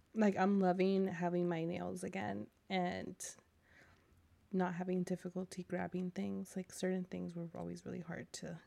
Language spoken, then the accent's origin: English; California, United States; I'm a Californian